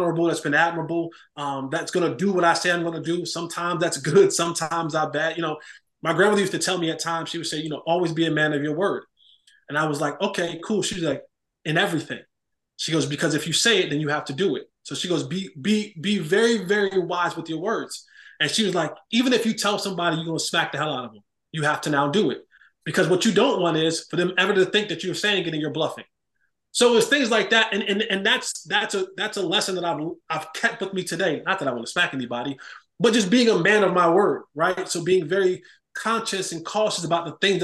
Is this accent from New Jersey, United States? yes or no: yes; Roselle, New Jersey, United States; I was born and raised in New Jersey, Roselle, New Jersey